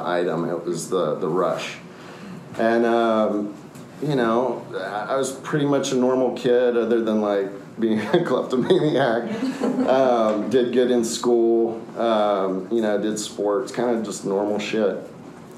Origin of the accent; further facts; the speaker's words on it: Austin, Texas, United States; also born or lived in Minneapolis, Minnesota; we came to Austin in 1975. And so I grew up here, spent almost my entire life here